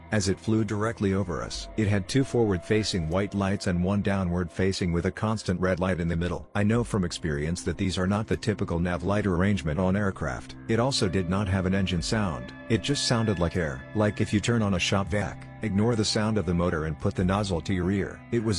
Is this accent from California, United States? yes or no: no; North Carolina, United States; It would have been when I was 9 during the summer of 1980 on the farm where I grew up in North Carolina.